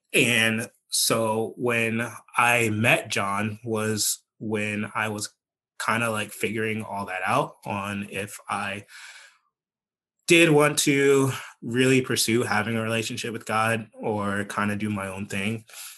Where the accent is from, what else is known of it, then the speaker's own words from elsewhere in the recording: Virginia, United States; I like saying that I am from Northern Virginia, but some people will not allow me to say that because we moved to Southwest Virginia.